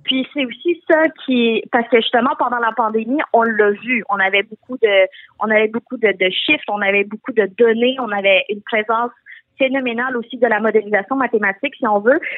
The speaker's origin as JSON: {"language": "French", "region": "Quebec", "country": "Canada", "tie": "born or raised there"}